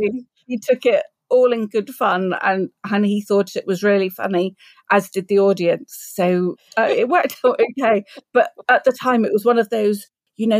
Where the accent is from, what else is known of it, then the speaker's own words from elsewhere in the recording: Southampton, South East England, United Kingdom; Southampton, my hometown.